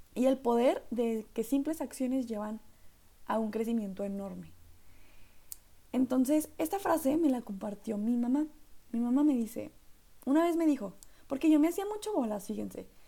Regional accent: northern Mexico, Mexico; accent: norteño; mi acento norteño

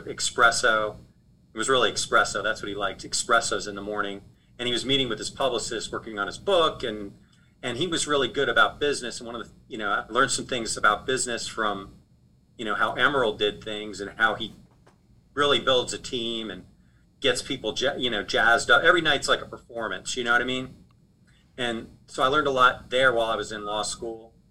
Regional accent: Boulder, Colorado, United States; moved away as an adult; also born or lived in Wisconsin; now in New Orleans, United States; I grew up in Boulder, Colorado, long way from New Orleans

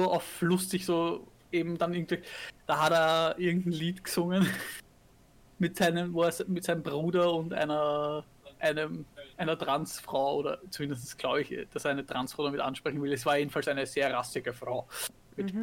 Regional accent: Austria; bei uns in Österreich

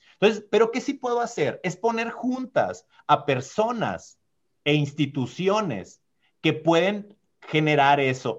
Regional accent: Huásabas, Sonora, Mexico; now in Tucson, United States; Yo soy de un pueblito muy chiquito de la Sierra Sonorense que se llama Guasabas

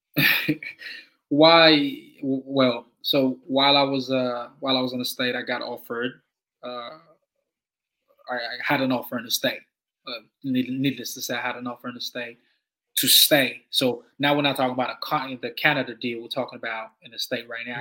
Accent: Nigeria; now in Canberra, Australia; being Nigerian

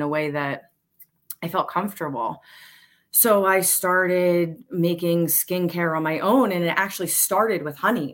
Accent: Montgomery County, Pennsylvania, United States; now in Bucks County, United States; I'm currently in Bucks County. We've been in, I grew up in Montgomery County

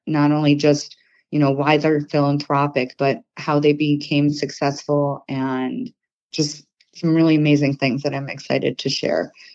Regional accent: Detroit, Michigan, United States; I am born and raised in the Detroit area.

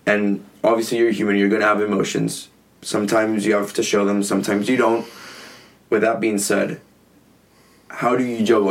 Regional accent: San Diego, California, United States; also born or lived in Mexico; I was born and raised in California. I just like slept for a few years in Mexico, but crossed the border every single morning

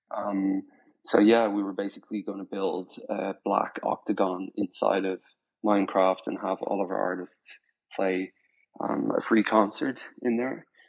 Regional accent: Spain; moved away; also born or lived in Ireland / Dublin; I was born in Ireland. I grew up in Spain

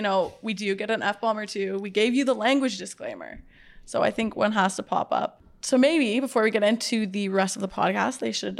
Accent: Ottawa, Ontario, Canada; also born or lived in Waterloo; now in Toronto, Canada; I'm from Ottawa originally

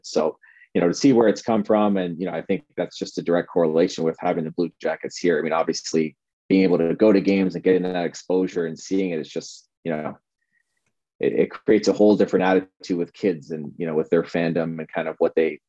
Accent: across the river from Detroit, Southern Ontario, Canada; moved away as an adult; also born or lived in Washington, District of Columbia, United States; now in Columbus, United States; I'm from Southern Ontario, right across the river from Detroit.

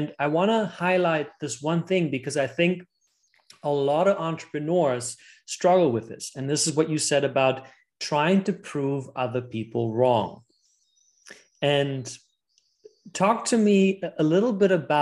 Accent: Germany; both Jessica and I come from Germany. We're born and raised there

